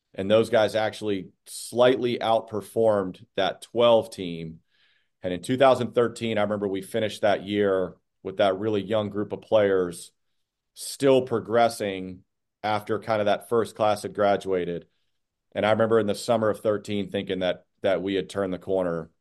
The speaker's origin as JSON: {"language": "English", "town": "Phoenix", "region": "Arizona", "country": "United States", "tie": "born or raised there", "also_born_or_lived": "Scottsdale, Arizona", "moved": "as an adult", "lives_now": "Boston, United States", "said": "was born and raised in Phoenix"}